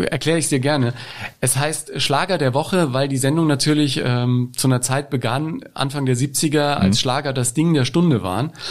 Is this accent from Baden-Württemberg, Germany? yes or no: no; Ebern, Bavaria, Germany; wir haben als Kinder in Ebern in Franken mit zwei Kassettenrekordern uns, wie das in Bayern so üblich war